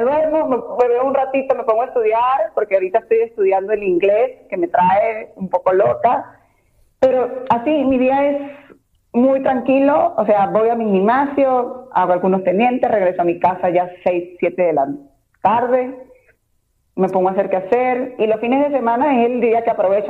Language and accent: Spanish; Venezuela; also born or lived in Mexico City, Mexico; now in Mexico; mis raíces son mis raíces, soy venezolana, tengo un carácter de una venezolana